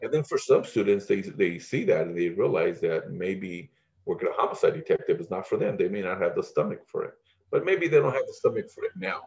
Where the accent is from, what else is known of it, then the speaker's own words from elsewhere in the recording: Pico Rivera, California, United States; I grew up in Pico Rivera.